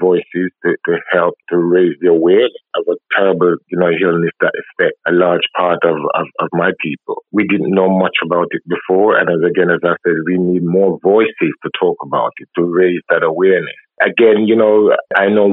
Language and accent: English; Clarendon, Jamaica; I'm from Clarendon and I'm brought up by my grandma